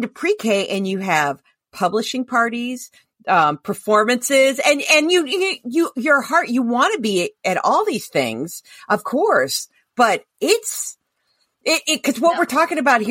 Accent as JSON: {"language": "English", "region": "Ohio", "country": "United States", "tie": "born or raised there", "moved": "yes", "said": "I grew up in Ohio where I was in a town where I graduated high school with some kids I went to pre-K"}